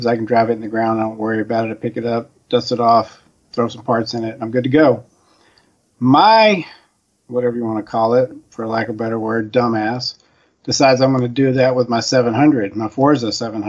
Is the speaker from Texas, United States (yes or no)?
yes; Spring, Texas, United States; also born or lived in Phoenix; so I'm from Texas, Houston. Spring, to be more exact. And I haven't been here my whole life. I got here in 79. My parents are from here, but I came from Phoenix.